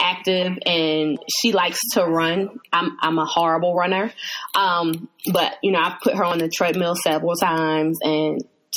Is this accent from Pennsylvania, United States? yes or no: yes; Hershey, Pennsylvania, United States; born or raised there; also born or lived in Chester, Pennsylvania